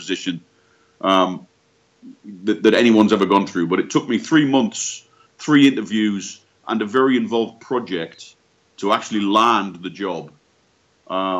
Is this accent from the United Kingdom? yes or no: yes; Newcastle upon Tyne, North East England, United Kingdom; moved away as an adult; I'm originally from Newcastle upon Tyne in the northeast of England. Feels like a long way away now. So I grew up in the northeast of England.